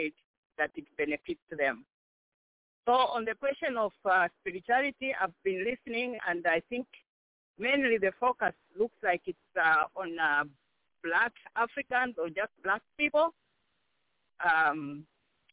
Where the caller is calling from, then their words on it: South Bend, Indiana, United States; I'm calling from Indiana, South Bend